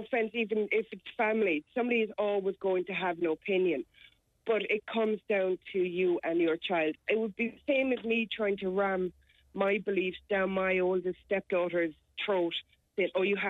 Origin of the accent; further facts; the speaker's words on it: Ireland; But I'm Irish, and my two youngest children were christened.